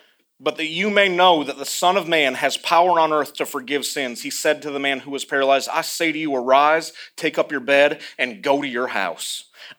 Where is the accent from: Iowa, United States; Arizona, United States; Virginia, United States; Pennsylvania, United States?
Iowa, United States; accent: confused, a little bit southern; also born or lived in the South, United States; I'm from Iowa, but I sound a little bit southern because I lived in the South long enough, and it's confusing when I talk, so...